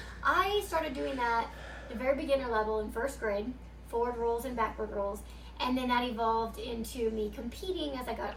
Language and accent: English; Illinois, United States; moved away; I'm here in Illinois right now in my hometown, in the house that I grew up in, actually, my parents' house.